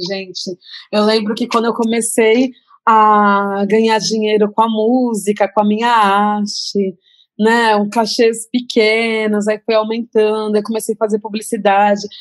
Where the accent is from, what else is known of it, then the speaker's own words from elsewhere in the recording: Santos, São Paulo, Brazil; quando eu comecei a cantar rap, lá na minha cidade